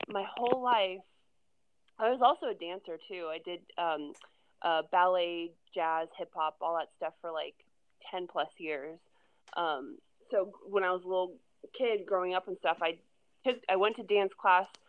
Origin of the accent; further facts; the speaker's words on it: Orlando, Florida, United States; moved away as an adult; now in California, United States; I'm from Florida originally. I grew up in Orlando, actually just outside Orlando, and I moved to California about eight and a half years ago